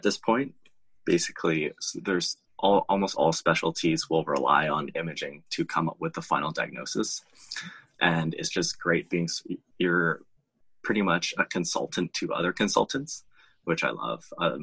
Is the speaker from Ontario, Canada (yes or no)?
no; Vancouver, British Columbia, Canada; I grew up in Vancouver in Canada and did my schooling here